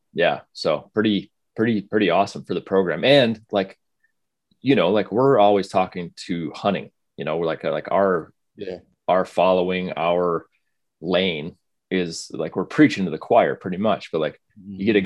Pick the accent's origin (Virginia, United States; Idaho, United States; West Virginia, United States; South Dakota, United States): South Dakota, United States; moved away; I grew up in South Dakota, went to school in North Dakota